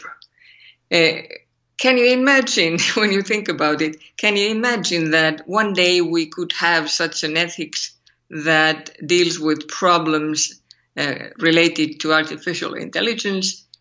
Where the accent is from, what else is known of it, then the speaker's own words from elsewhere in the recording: Finland; accent: Finnish; English is a second language; my terrible Finnish accent